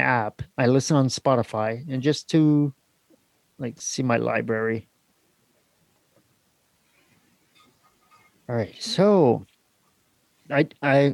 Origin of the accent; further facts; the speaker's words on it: Canada; I'm Canadian